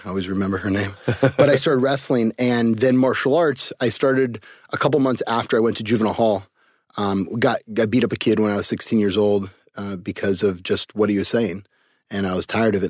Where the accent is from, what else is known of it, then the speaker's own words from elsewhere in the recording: Cupertino, California, United States; I was I was born in Cupertino, California, uh, home of Apple computers. So uh, I was the special ed white kid with a bunch of really smart Asians and Indians in my neighborhood